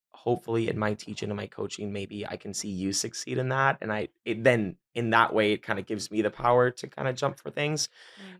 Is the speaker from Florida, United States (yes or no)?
yes; Miami, Florida, United States; born and raised in Miami, Miami, and all the way through and through